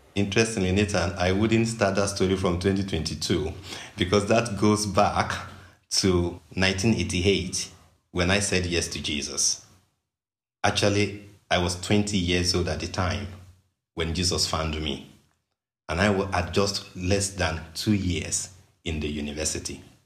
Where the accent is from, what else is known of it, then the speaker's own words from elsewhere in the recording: Western Nigeria, Nigeria; I grew up in Western Nigeria